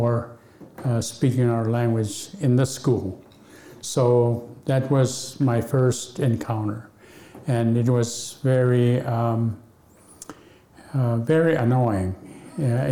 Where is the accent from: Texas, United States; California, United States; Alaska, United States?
Alaska, United States; Akiak; first language Yup'ik; English is a second language; growing up in Aquiac, we had no electricity